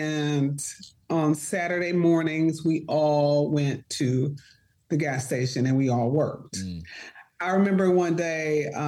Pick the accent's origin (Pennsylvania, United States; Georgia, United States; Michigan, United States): Michigan, United States; Detroit; Growing up in the D. So I lived on the east side of Detroit. So we were like Mac and Cadillac.